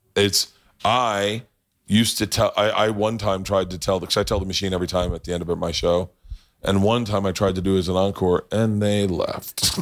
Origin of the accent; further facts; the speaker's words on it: Oklahoma, United States; I was from Oklahoma